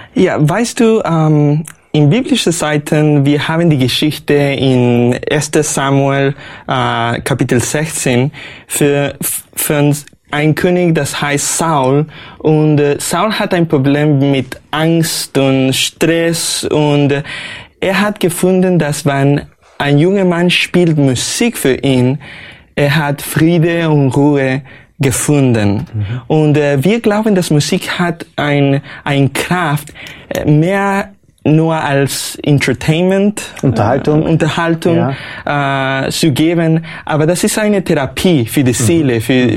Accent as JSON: {"language": "German", "country": "Argentina", "tie": "born or raised there", "also_born_or_lived": "Los Angeles, California, United States / Austria", "first_language": "Spanish", "second_language": "German", "moved": "yes", "said": "ich bin geboren in Amerika, Kalifornien, in Los Angeles, Los Angeles. Aber wenn ich war zwei Jahre alt, äh, meine Familie zog meine Familie nach Argentinien. Mhm. Ähm, so ich habe für Muttersprache Spanisch"}